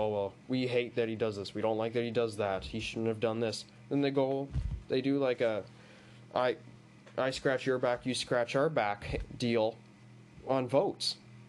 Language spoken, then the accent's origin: English; Bowmanville, Ontario, Canada; I'm from Bowmanville